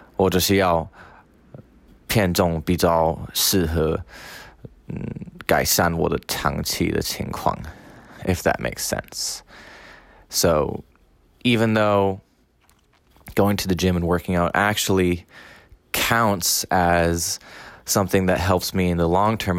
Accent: Washington, District of Columbia, United States; now in Taiwan; I am from Washington, D.C., in the United States, and have been living in Taiwan for two and a half years.

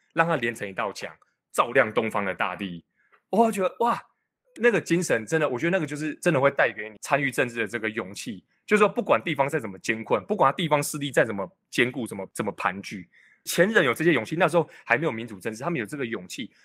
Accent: Changhua County, Taiwan; moved away as an adult; 彰化是我自己出生的地方，那我觉得这个地方真的，毕竟是我长大的地方

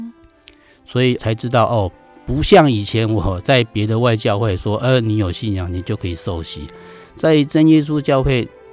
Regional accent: Miaoli County, Taiwan; 我是客家人，在苗栗出生长大

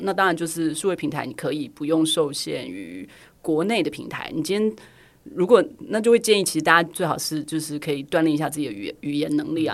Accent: Taiwan; 大家问你哪里来，你就说台湾来

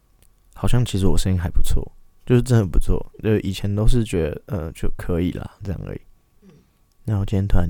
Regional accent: Tainan, Taiwan; 我是我来自台南。

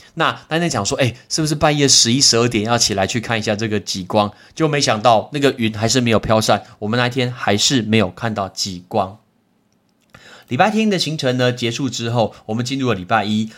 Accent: Taiwan; 我们来自于台湾

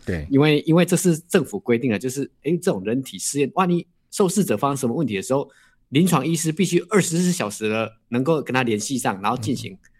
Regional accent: Taiwan; 我们都是台湾人

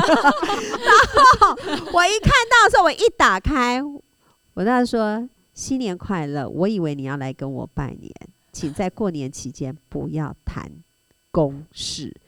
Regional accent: Tainan, Taiwan; moved away; 但是因为我是台南人

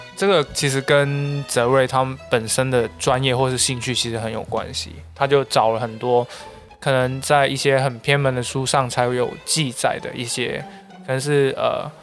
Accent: Xiamen, Fujian, China; moved away; also born or lived in Macau; 其实我本身除了是一个澳门人以外，还是一个厦门，嗯。因为我从小兼职在厦门生活过

